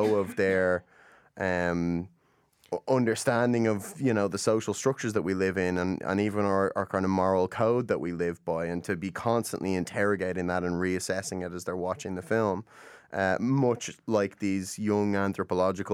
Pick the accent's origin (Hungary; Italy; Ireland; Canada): Ireland; I come from Ireland